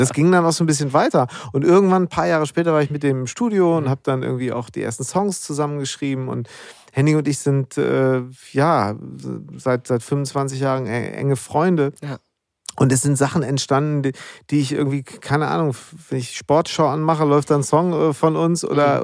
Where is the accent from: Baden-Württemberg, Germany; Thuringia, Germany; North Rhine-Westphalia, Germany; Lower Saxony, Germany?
North Rhine-Westphalia, Germany; Münster; zwischen meiner Heimat Münster und Berlin bin